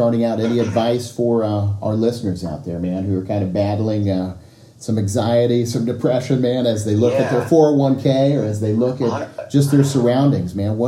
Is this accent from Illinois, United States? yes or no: yes; Marion, Illinois, United States; I grew up in Marion